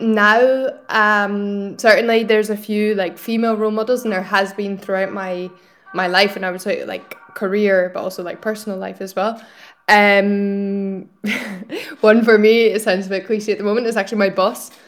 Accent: Scotland, United Kingdom; moved away as an adult; also born or lived in Italy / France; now in Barcelona, Spain; I'm originally from Scotland, um, but I'm currently based here in Barcelona

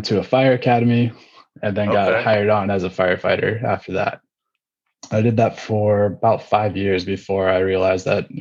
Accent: California's Bay Area, United States; I'm originally from California, more specifically California's Bay Area. If you know where Oakland, Berkeley, those kind of bigger cities are, I'm like 15, 20 minutes east of there is where I grew up

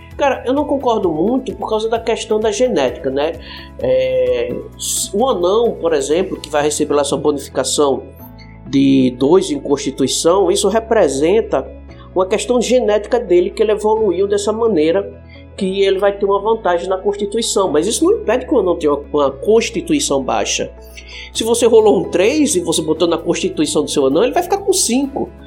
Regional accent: Northeast Region, Brazil; eu sou nordestino

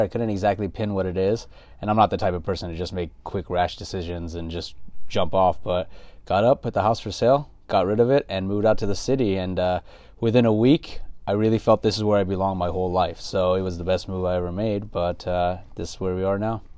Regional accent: Los Angeles, California, United States; also born or lived in San Gabriel / Inland Empire; born and raised in L A, native Angelino

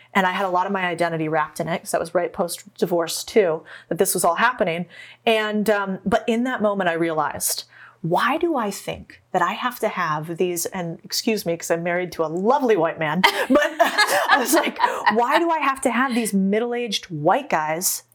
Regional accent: Arizona, United States; I grew up in Arizona

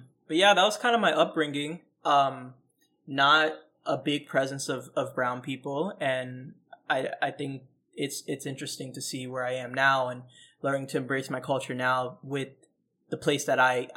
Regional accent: Orlando, Florida, United States; also born or lived in Bronx, New York; I grew up in Central Florida, literally like Center City, Orlando

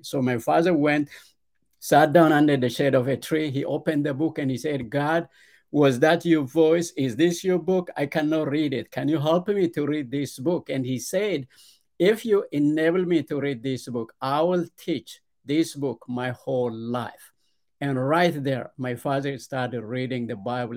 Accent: Ethiopia; Yes, I was born and raised in Ethiopia. It's a, a very poor, uh, rural village in, uh, southern central part of Ethiopia.

